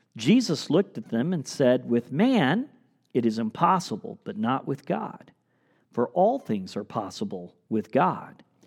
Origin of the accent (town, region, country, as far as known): United States